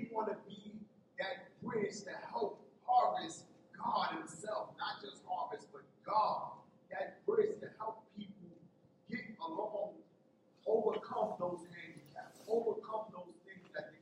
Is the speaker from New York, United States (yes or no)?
yes; New York, United States; as a young man growing up in New York